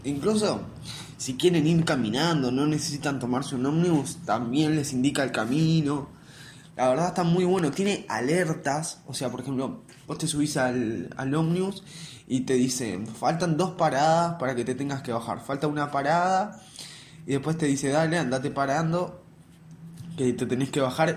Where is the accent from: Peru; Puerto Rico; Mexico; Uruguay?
Uruguay; acá en Uruguay a la gente que vamos al liceo público, yo voy al liceo público, estoy en quinto liceo